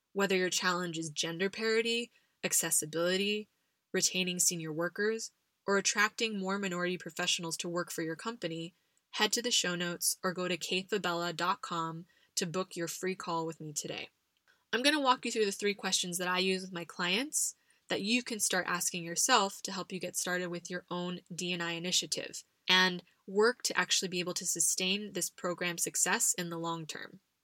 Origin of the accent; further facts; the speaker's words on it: United States; now in Spain; as an American living abroad